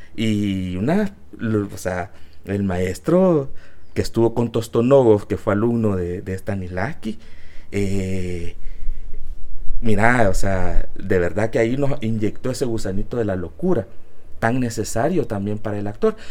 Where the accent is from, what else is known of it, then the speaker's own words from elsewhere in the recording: El Salvador; yo soy de Salvador, me mandó aquí y yo quiero hacer teatro en mi país